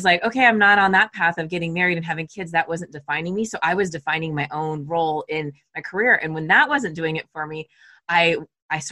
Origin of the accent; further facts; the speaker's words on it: Southern California, United States; moved away as an adult; also born or lived in Arizona / San Francisco; I grew up in Southern California, went to Arizona, moved to San Francisco